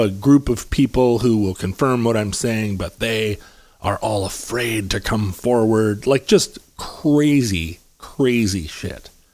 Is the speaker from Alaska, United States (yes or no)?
yes; Anchorage, Alaska, United States; also born or lived in Seattle, Washington; I was born in Seattle, but I grew up in Anchorage